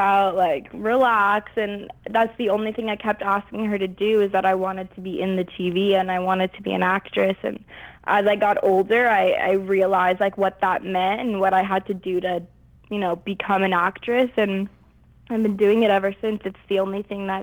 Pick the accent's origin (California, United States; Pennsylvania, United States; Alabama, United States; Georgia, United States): California, United States; Los Angeles; I was born and raised in Los Angeles